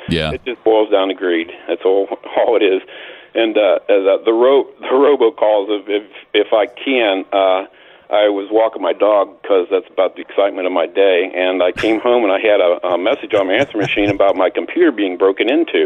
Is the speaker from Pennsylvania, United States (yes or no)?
yes; Pennsylvania, United States; now in Georgia, United States; I was born and raised up in Pennsylvania around steel mills and farmers